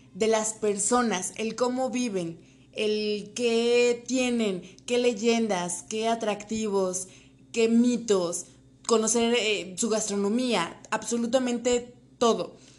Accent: State of Mexico, Mexico; En mi caso, escuchaban mi acento y me decían que de dónde venía. Les comentaba que era del Estado de México

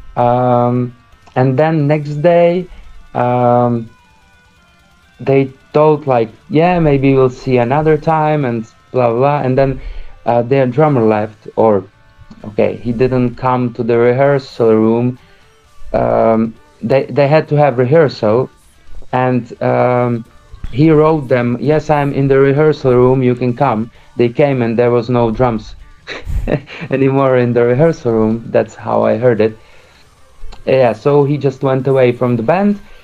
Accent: Prague, Czechia; We we are now situated in Prague, where I live uh, almost since I'm six years old, so for 26 years

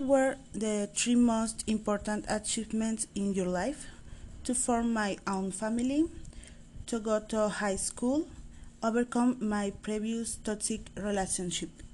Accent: Monterrey, Nuevo León, Mexico; also born or lived in San Pedro Garza García; I was born in Monterrey, Nuevo León.

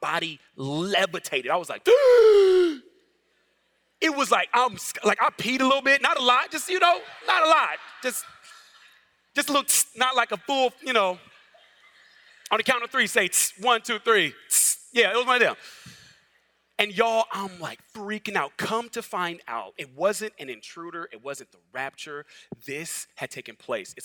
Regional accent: Los Angeles, California, United States; moved away as an adult; now in the South, United States; I'm originally from Los Angeles

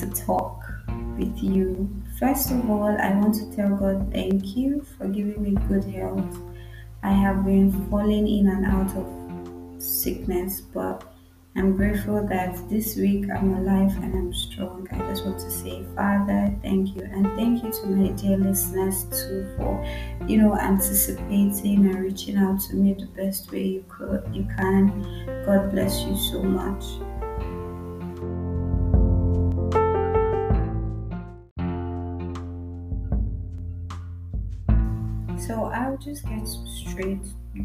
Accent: Nigeria; as a Nigerian girl

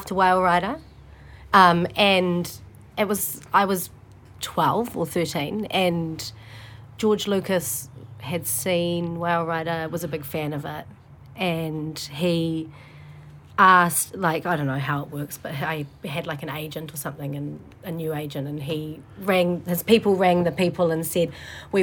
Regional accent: Auckland, New Zealand; I grew up in Auckland and Glen Innes

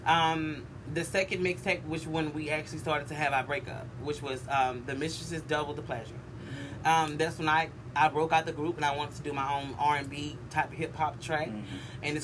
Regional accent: Carrollton, Georgia, United States; also born or lived in Ohio; I'm from Ohio, but I ended up landed in... And a place called Carrollton, Georgia

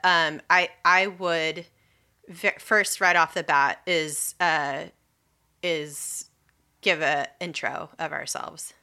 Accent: California, United States; now in Washington, D.C., United States; I am originally from California. I'm like a, like, seventh or eighth generation Californian

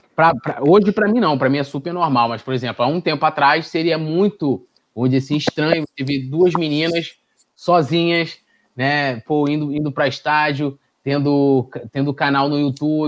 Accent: São Gonçalo, Rio de Janeiro, Brazil; eu sou de São Gonçalo

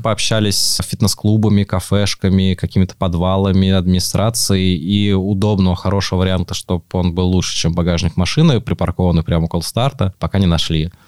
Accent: Moscow, Russia; Я сам вырос в Москве, в Измайле

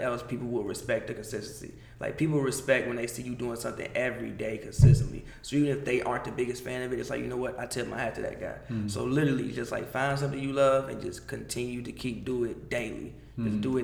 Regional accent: Chicago, Illinois, United States; moved away as an adult; now in Los Angeles, United States; I'm from Chicago, grew up in the 90s

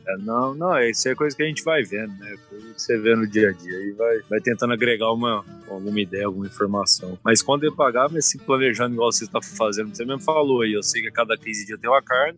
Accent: São Paulo, Brazil; also born or lived in Sorriso; now in Goiás, Brazil; Eu sou paulista, moro em Goiás

